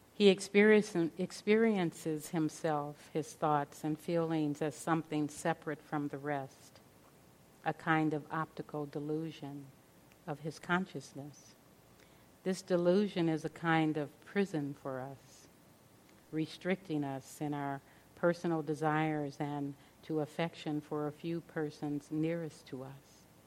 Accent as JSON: {"language": "English", "town": "Los Angeles", "region": "California", "country": "United States", "tie": "born or raised there", "said": "growing up in South Central Los Angeles"}